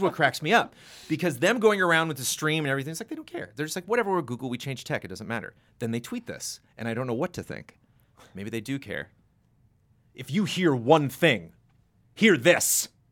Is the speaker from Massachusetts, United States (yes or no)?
no; Southern California, United States; Born and raised in Southern California